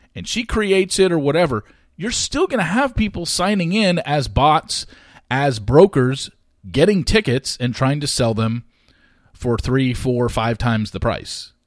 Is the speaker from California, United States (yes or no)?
yes; Southern California, United States; I grew up in Southern California